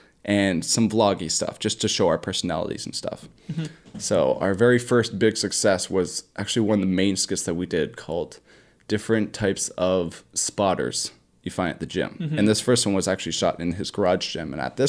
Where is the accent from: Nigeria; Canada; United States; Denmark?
Canada; Bolton, Ontario; It's a new gym that's in my hometown of Bolton, Ontario.